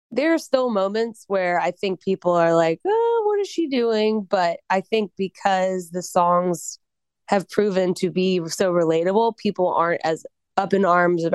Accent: Colorado, United States; moved away; also born or lived in the South; I'm from Colorado.

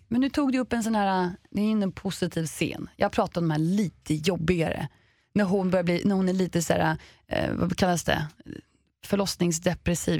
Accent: Sweden; vi svenskar

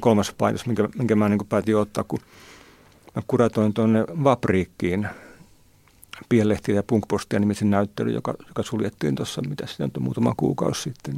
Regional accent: Nivala / Haapajärvi area, North Ostrobothnia, Finland; mun kavereitten lehti siellä meillä, meillä päin Nivalan Haavajärven kulmilla

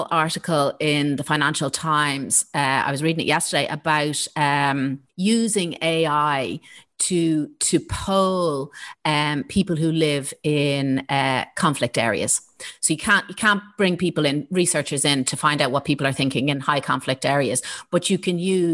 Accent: Ireland; our own identity as Irish people

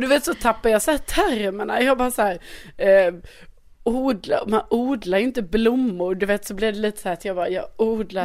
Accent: Skåne, Sweden; also born or lived in Värmland; jag är ju ändå från Skåne

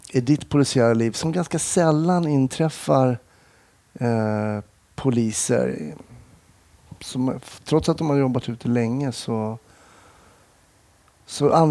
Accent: Smedjebacken, Dalarna County, Sweden; also born or lived in Stockholm; now in Falun, Sweden; jag är uppväxt i Smedjebacken så det var inte riktigt min hemort.

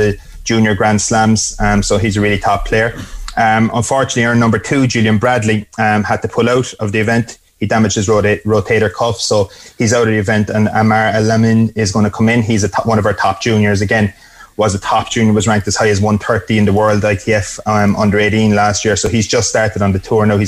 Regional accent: Ireland; as Irish people

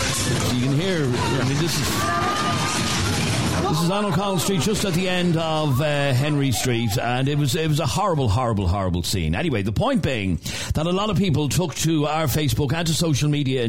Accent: Romania; English is a second language; now in Dublin, Ireland; I live in Dublin for 3 years now. I'm from Romania

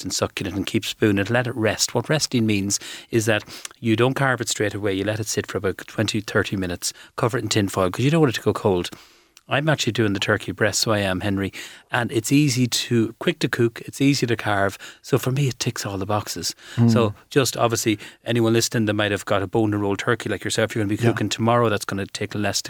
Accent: Ireland; we're from Calf

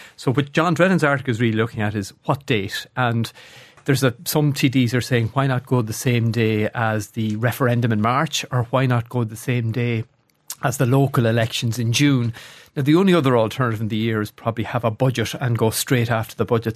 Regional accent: Athlone, Leinster, Ireland; moved away; I, I come from Athlone. uh, an average Irish town

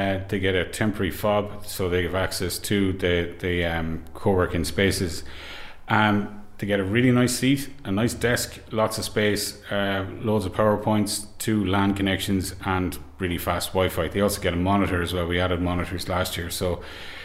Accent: Carrick-on-Shannon, Connacht, Ireland; I'm from Carrick and Shannon

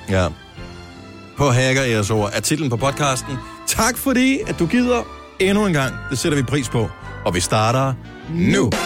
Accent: Funen, Southern Denmark, Denmark

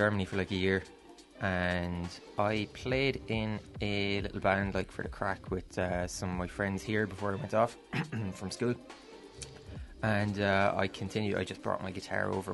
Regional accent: Myrtleville, Munster, Ireland; also born or lived in Crosshaven; I grew up out in Noville, which people know from Noville Cove

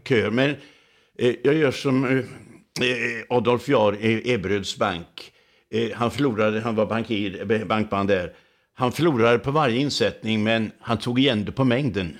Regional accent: Laholm, Halland County, Sweden; i min hemstad Laholm

